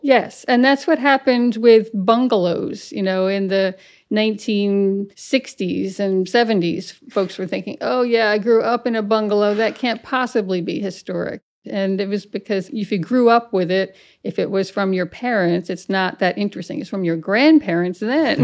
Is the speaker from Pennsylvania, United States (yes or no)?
no; Rhinebeck, New York, United States; I grew up in the Hudson Valley in Rhinebeck, New York